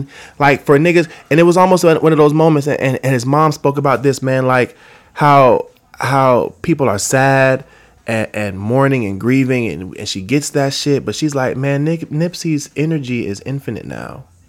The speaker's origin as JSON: {"language": "English", "town": "Atlanta", "region": "Georgia", "country": "United States", "tie": "born or raised there", "moved": "as an adult", "lives_now": "Los Angeles, United States", "said": "I was born in Los Angeles, but I was raised in Atlanta. So I rep Atlanta, man, and I've had a very tumultuous, like, relationship to my duality. Like, I'm born out here, man, but I'm raised out there, but I live out here now, and I've been out here for 10 years"}